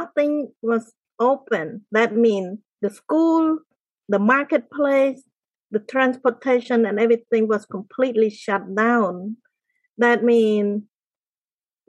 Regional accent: Cambodia; moved away as an adult; I grew up in the countryside of Cambodia. It's a small village.

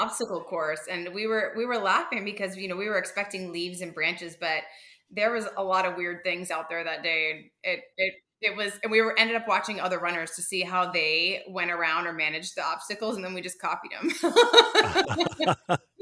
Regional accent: Florida, United States; I'm from Florida

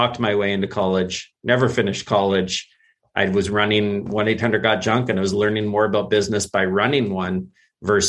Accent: Vancouver, British Columbia, Canada; also born or lived in San Francisco, United States / England / Sweden; now in Whistler, Canada; I was born in San Francisco. My mother remarried when I was 7 and we moved to Canada then. So Vancouver has always been home

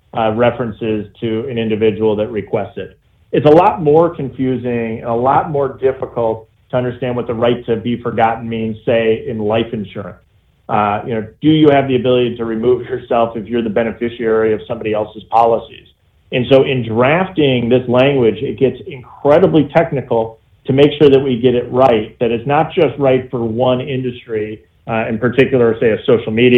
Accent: Janesville, Wisconsin, United States; I'm from Janesville, Wisconsin

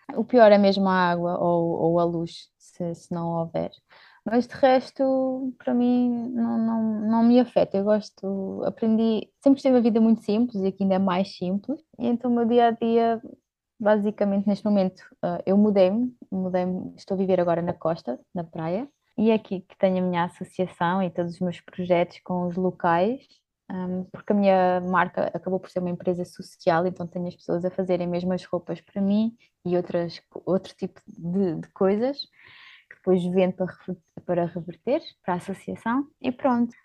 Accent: Portugal; moved away as an adult; also born or lived in Luxembourg; now in Kenya; nasci no Luxemburgo, uh, e vivi lá alguns anos, mas os meus pais são portugueses uh, e é onde eu também vivi grande parte da minha vida

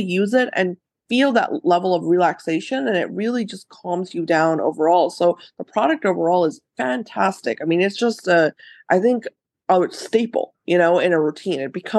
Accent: India; Obviously I'm Indian, so I grew mm-hmm. up with Ayurveda everywhere around me.

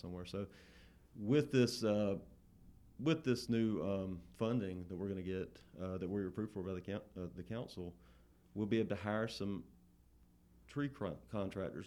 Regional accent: Thomasville, Georgia, United States; I grew up here in Thomasville

